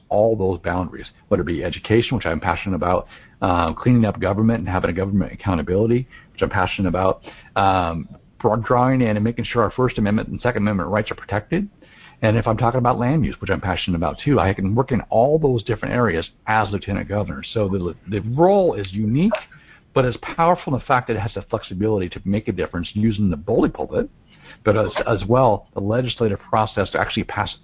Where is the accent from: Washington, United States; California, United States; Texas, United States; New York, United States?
Washington, United States; Eastern; now in Western Washington, United States; I grew up in Eastern Washington and I live in Western Washington